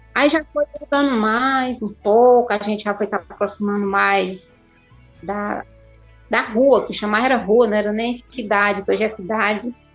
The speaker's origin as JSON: {"language": "Portuguese", "town": "Crateús", "region": "Ceará", "country": "Brazil", "also_born_or_lived": "Serra (birthplace) / near Nova Russas, Ceará", "said": "eu sou de Crateús"}